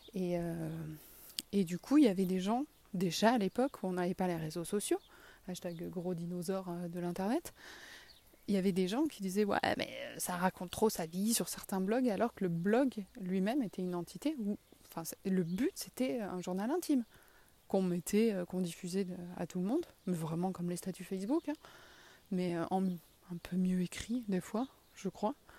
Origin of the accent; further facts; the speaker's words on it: south-west France, France; accent: sud-ouest (south-west); mon accent du sud-ouest